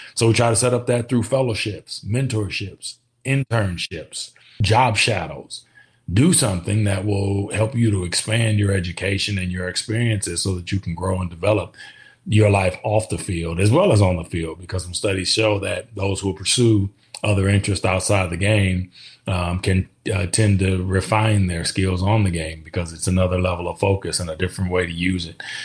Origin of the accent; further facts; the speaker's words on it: Kansas, United States; moved away as an adult; growing up in Kansas, again, you're a Midwestern kid